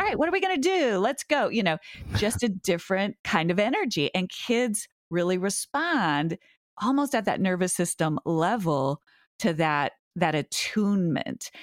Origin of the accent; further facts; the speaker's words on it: Montana, United States; now in Massachusetts, United States; it's my hometown